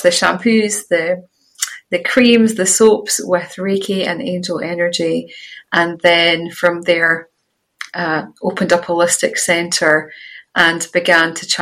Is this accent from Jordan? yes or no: no; Scottish countryside, Scotland, United Kingdom; I had the privilege of growing up in the Scottish countryside where I'm now living again.